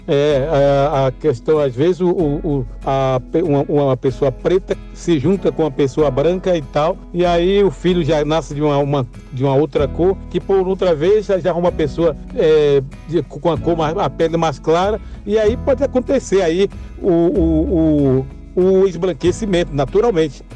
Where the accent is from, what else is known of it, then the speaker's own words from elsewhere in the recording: Itaparica, Bahia, Brazil; also born or lived in Salvador, Bahia; now in São Paulo, Brazil; nasci em Salvador, na Bahia, e me criei na ilha de Itaparica e moro em São Paulo